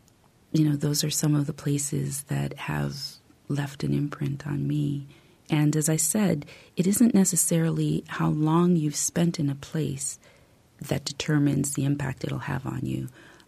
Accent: Canada; also born or lived in United States / Paris, France; I grew up largely in Canada and the U.S. I was born in Paris.

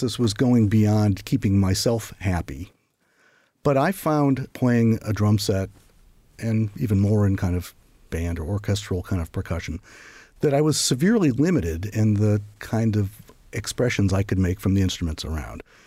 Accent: St. Louis, Missouri, United States; moved away as an adult; also born or lived in Iowa / Paris, France; I'd grown up in Saint Louis and Iowa

